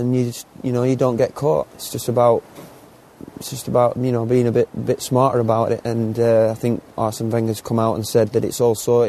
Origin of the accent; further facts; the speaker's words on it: England, United Kingdom; being English